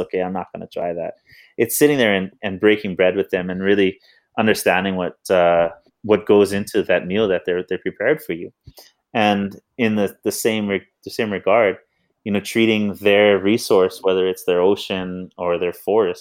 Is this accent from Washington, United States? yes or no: no; Hawaii, United States; I'm a proud Hawaiian and I'm a proud American